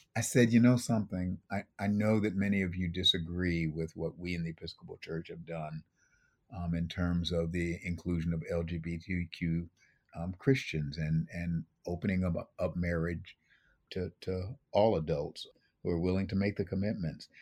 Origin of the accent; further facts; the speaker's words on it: Buffalo, New York, United States; I grew up in Buffalo, New York